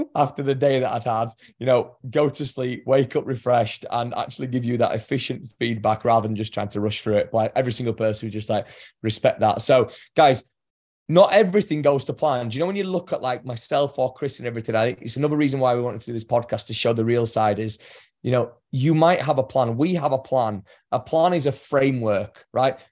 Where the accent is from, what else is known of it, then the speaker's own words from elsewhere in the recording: England, United Kingdom; I'm English